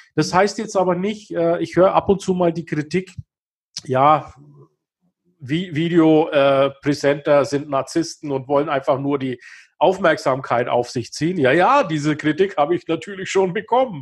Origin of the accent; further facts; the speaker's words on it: Kulmbach, Bavaria, Germany; also born or lived in Himmelkron / Bayreuth; Also ich bin in Kulmbach geboren, das ist hier in Nordbayern, nördlich von Nürnberg.